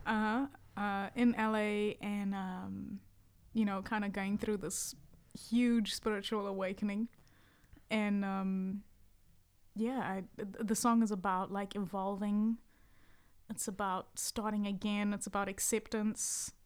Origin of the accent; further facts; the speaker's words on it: Kinross, Mpumalanga, South Africa; also born or lived in New Zealand; now in Los Angeles, United States; I was born in a town called Kindros